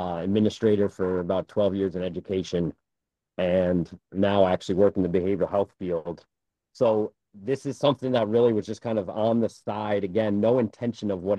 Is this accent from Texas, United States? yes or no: no; Kingston, Rhode Island, United States; I grew up in Kingston, right by the train station